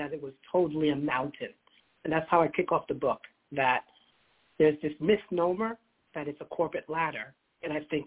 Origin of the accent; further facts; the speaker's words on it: United States; I was born in America